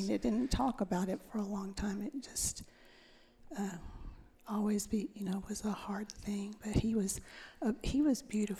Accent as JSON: {"language": "English", "town": "Fort Worth", "region": "Texas", "country": "United States", "tie": "born or raised there", "said": "It was a great place to grow up."}